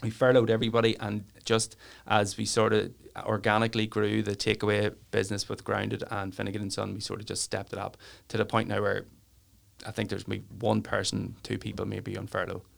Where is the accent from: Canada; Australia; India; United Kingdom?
United Kingdom; Newry, Northern Ireland; I'm from Newry and I love Newry